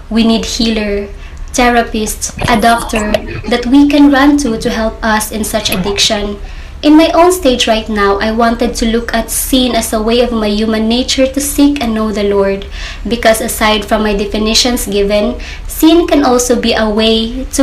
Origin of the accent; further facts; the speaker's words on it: Davao City, Davao Region, Philippines; I'm from Davao City.